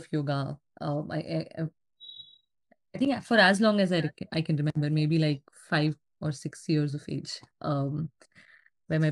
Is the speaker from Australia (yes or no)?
no; central India, India; now in San Francisco Bay Area, United States; I was born and raised in Central India, but now I live in SF Bay Area, San Francisco Bay Area.